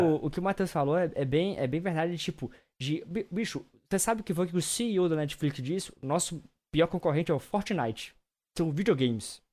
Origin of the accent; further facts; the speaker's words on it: Brazil; enquanto brasileiros